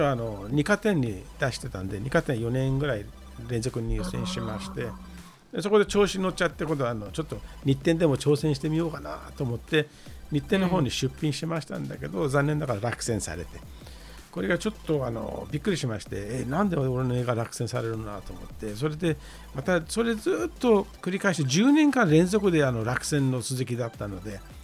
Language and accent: Japanese; Iran; Japanese is a second language; moved away as an adult; now in Tokyo, Japan; あのイランから来まして